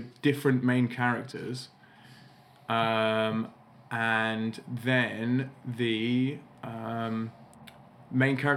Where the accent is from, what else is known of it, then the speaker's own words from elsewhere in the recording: Harrow, London, United Kingdom; where I grew up in Harrow